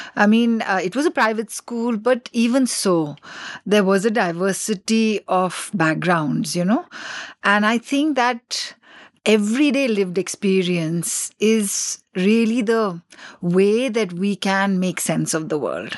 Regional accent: Delhi, India; born or raised there; first language English; also born or lived in Assam

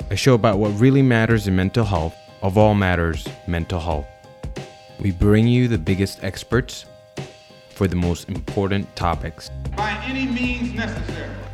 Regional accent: Saudi Arabia; born there; also born or lived in Sudan; see, I was born in Saudi Arabia, but I'm Sudanese by ethnicity, and having been born then, I, I realized that I was Sudanese pretty early on.

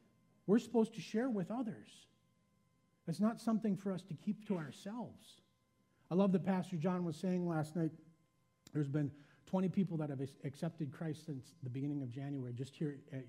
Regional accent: Midwest, United States; be a greeter, I'm a Midwesterner, I'm a little reserved, I don't know that I can smile and shake everyone's hand as they come in the door.

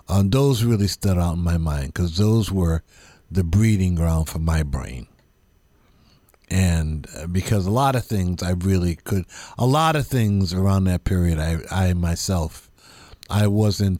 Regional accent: East Coast, United States; moved away; also born or lived in San Francisco; I was like from the East Coast

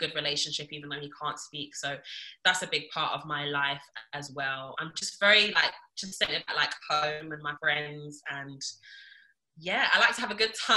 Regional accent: Lagos, Nigeria; I was born in Lagos.

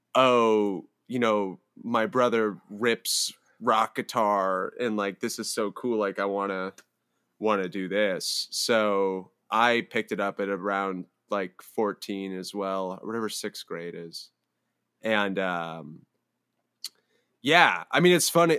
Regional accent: Palo Alto, California, United States; I grew up in Palo Alto

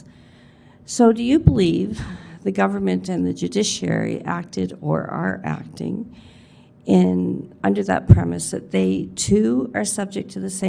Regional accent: Ontario, Canada; I'm from Ontario

